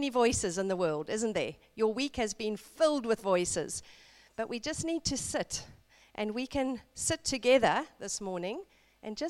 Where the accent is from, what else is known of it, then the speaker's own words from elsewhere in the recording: South Africa; I grew up in South Africa in a middle-class family